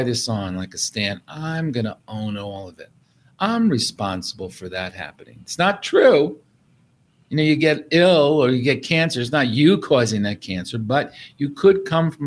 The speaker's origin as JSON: {"language": "English", "town": "New York City", "region": "New York", "country": "United States", "tie": "born or raised there", "said": "I grew up in New York City"}